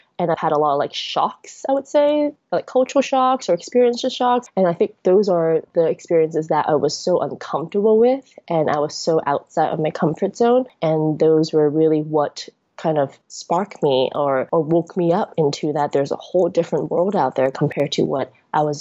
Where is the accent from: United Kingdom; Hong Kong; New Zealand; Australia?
Hong Kong; moved away; also born or lived in United States; I was born and raised in Hong Kong, but then because I went to the US for school for about 10 years and worked there for a year and a half